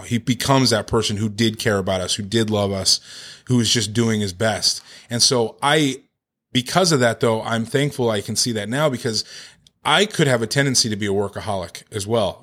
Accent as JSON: {"language": "English", "town": "Victorville", "region": "California", "country": "United States", "tie": "born or raised there", "also_born_or_lived": "Orange County", "said": "I grew up in Victorville, Hesperia area, um, the high desert"}